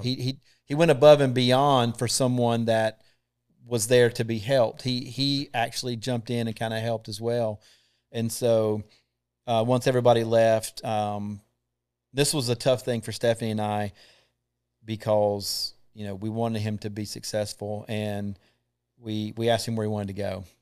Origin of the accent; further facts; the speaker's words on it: Thomasville, North Carolina, United States; also born or lived in Matthews, North Carolina; I'm from Thomasville, North Carolina.